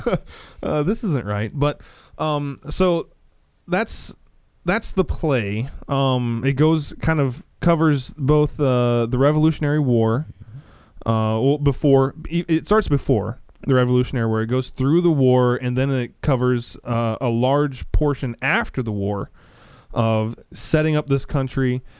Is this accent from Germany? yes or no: no; Nebraska, United States; being a, a Christian growing up in Nebraska, like I was